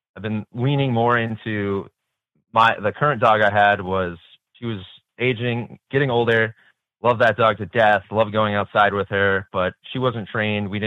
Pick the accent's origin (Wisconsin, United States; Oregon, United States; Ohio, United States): Wisconsin, United States; Stevens Point; from Central Wisconsin, Stevens Point, Wisconsin.